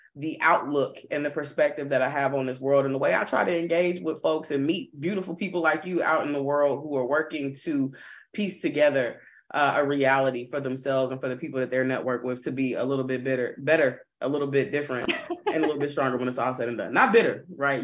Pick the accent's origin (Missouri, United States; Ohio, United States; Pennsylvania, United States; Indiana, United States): Missouri, United States; Kansas City; now in Orange County, United States; born and raised in Kansas City, Missouri, currently living in Orange County, California